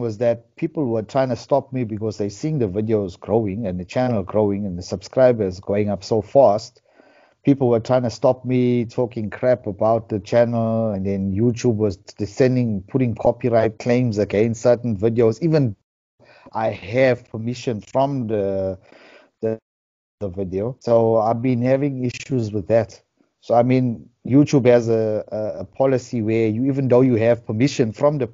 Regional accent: Durban, KwaZulu-Natal, South Africa; I'm from Durban, South Africa

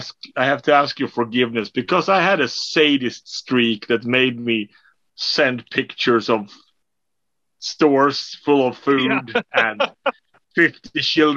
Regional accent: Sweden; I'm from Sweden.

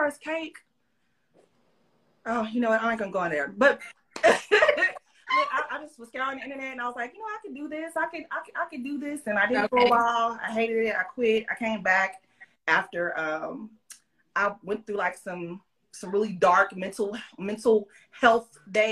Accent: Austin, Texas, United States; I'm an Austin, Texas native, born and raised

